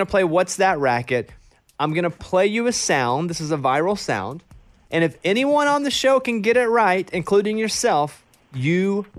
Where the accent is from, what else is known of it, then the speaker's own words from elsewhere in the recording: Arkansas, United States; And growing up in Arkansas, we had them everywhere.